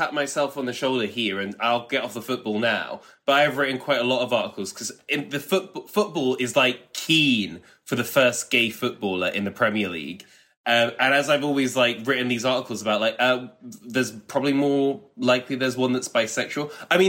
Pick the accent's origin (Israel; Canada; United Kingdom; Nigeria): United Kingdom; But I feel like, especially maybe being British, it's like, but that would cause such arguments.